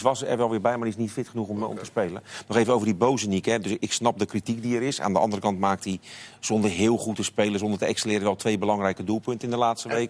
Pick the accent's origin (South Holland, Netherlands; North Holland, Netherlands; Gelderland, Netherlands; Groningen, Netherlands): South Holland, Netherlands; Rotterdam; zeg ik als, als Rotterdammer